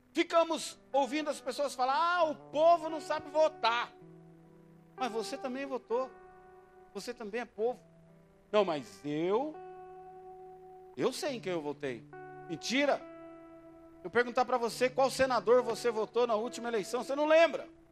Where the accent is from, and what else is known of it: Brazil